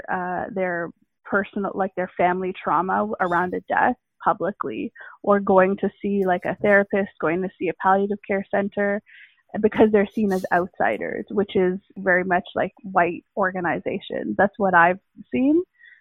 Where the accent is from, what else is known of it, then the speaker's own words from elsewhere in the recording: India; because I'm Indian, so I've studied yoga as well a bit.